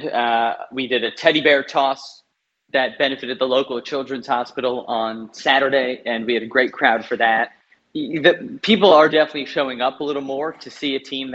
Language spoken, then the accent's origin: English; United States; moved away as an adult; also born or lived in Chicago; now in Australia; as an American